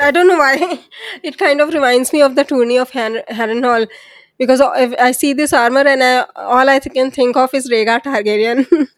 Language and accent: English; India; I'm from India